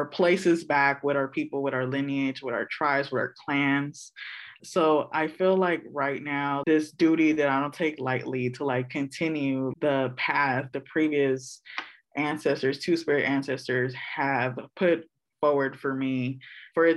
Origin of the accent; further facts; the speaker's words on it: Oakland, California, United States; I'm born and raised in East Oakland in the village of Huchin.